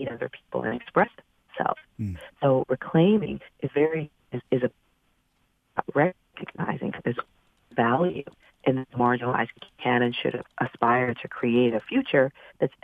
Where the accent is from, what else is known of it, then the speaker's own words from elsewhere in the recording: New York City, New York, United States; I'm from the South Bronx